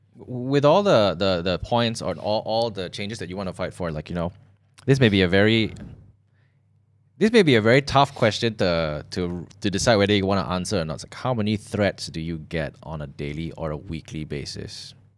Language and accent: English; Malaysia; growing up in Malaysia